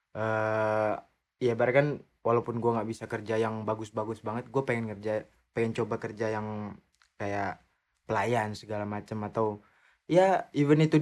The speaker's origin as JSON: {"language": "Indonesian", "country": "Indonesia", "said": "kalau kita kan orang Indo langsung taruh gitu ya."}